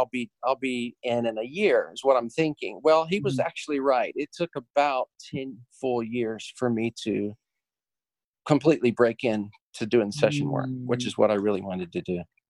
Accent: the South, United States; here I am from the South and kind of green

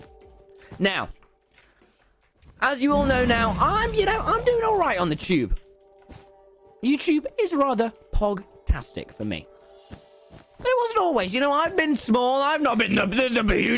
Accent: United Kingdom; I'm from Britain.

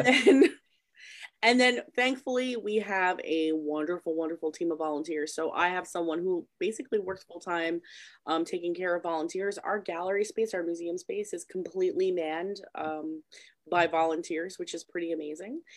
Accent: Patchogue, New York, United States; I'm like born and raised in Patchogue, so it's kind of funny that I'm also still there

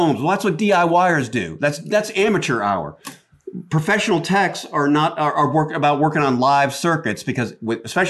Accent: Atlanta, Georgia, United States; accent: Southern; I grew up in Atlanta

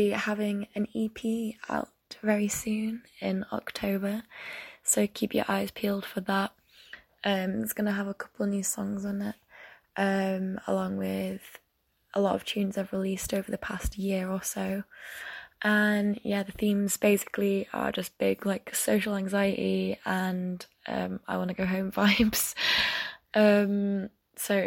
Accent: York, Yorkshire and the Humber, United Kingdom; moved away as an adult; now in Leeds, United Kingdom; I'm from Yorkshire. I'm originally from York, but I live in Leeds now for uni

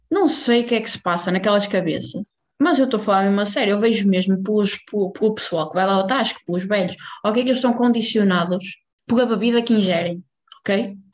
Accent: Portugal; há um fenómeno neste momento em Portugal que é eleições. {S1} Ah, ainda falamos disso. {S0} E então, na minha terrinha, que eu não vou pronunciar o nome

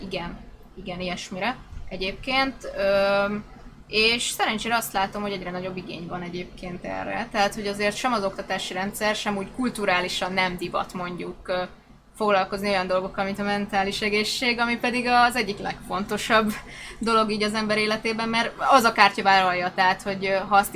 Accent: Szolnok, Jász-Nagykun-Szolnok, Hungary; Szolnoki találkozóról lemaradtam, pedig szolnoki vagyok.

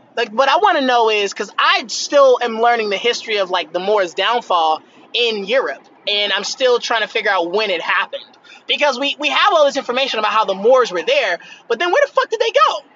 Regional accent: United States; I'm American and I'm doing okay in America

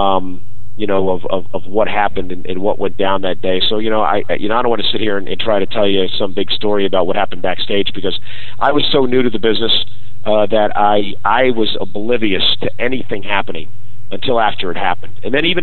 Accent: New York, United States; I grew up in New York

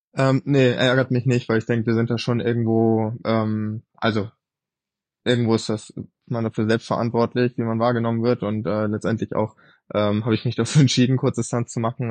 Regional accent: Quickborn, Schleswig-Holstein, Germany; ich bin im Norden von Hamburg aufgewachsen, ne? Also in Quickborn

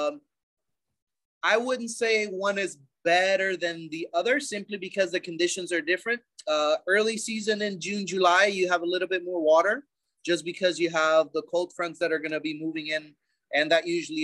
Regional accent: Bolivia; growing up in Bolivia is, as any other South American third world country, it's unique

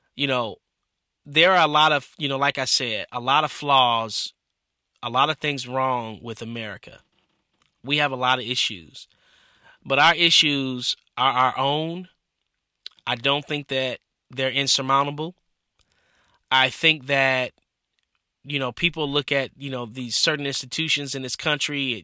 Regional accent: Michigan, United States; growing up in Michigan

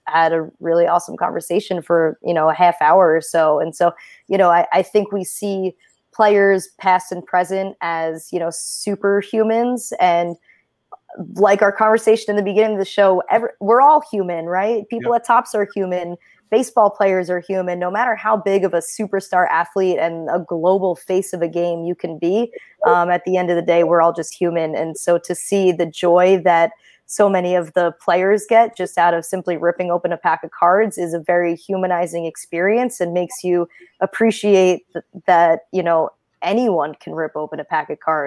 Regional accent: Jersey Shore, New Jersey, United States; I come from the Jersey Shore, so it's just something I grew up with, you know, being at the beach and by the ocean

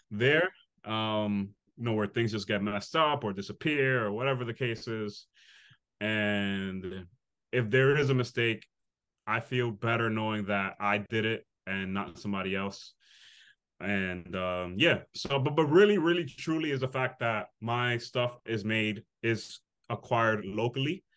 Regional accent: New York City, New York, United States; I grew up in the Bronx, the inner city

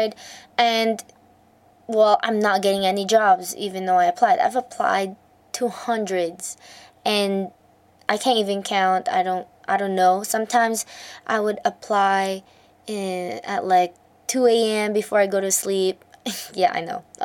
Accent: Alberta, Canada; I made resumes before the required CALM curriculum for Alberta in Canada, because I'm from Canada

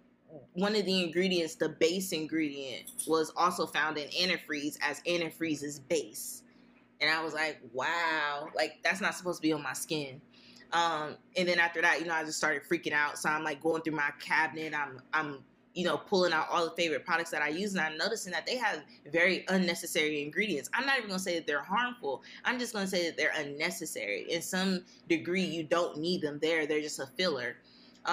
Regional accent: Columbus, Ohio, United States; I'm an Eastside baby. So I grew up in the Poindexter, Mount Vernon, Eastside area

